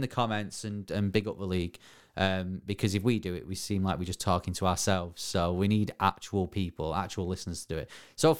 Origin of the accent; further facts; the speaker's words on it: Bury, North West England, United Kingdom; my hometown.